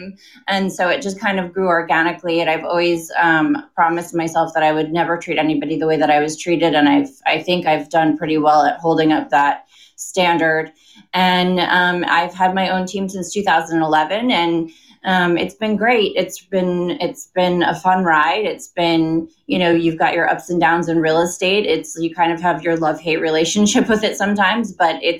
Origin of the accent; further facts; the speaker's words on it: Connecticut, United States; also born or lived in New York City / London; I was born in New York City, grew up in Connecticut.